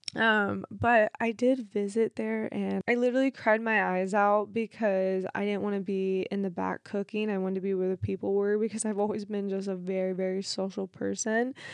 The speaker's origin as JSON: {"language": "English", "town": "Cincinnati", "region": "Ohio", "country": "United States", "tie": "born or raised there", "said": "I was born in Cincinnati, Ohio"}